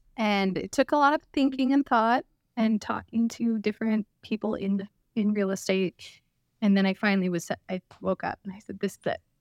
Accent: Clark County, Washington, United States; also born or lived in Arizona; I grew up in Clark County, born and raised, went to Fort Vancouver High School

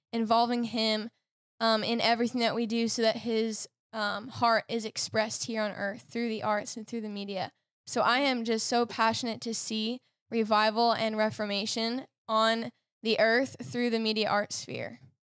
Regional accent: Lititz, Pennsylvania, United States; I'm from Lyditz in Lancaster

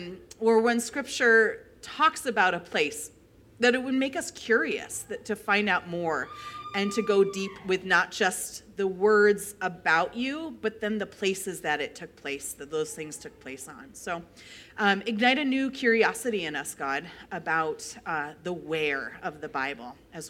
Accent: New York, United States; moved away as an adult; now in Midwest, United States; I grew up 6 hours away from New York City

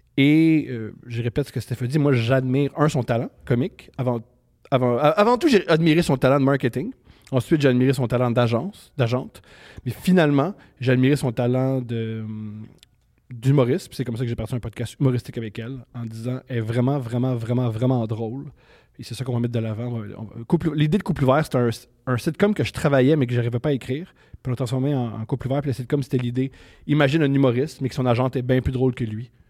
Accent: Montreal, Quebec, Canada; je suis né à Montréal en 1988.

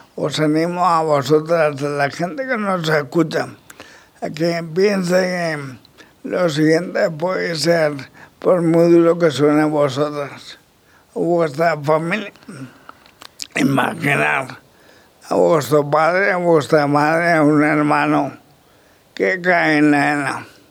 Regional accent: La Roda, Castilla-La Mancha, Spain; mi pueblo

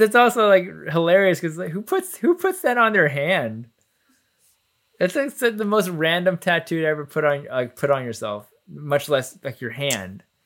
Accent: Plano, Texas, United States; also born or lived in Garland, Texas; we moved from Garland to Plano

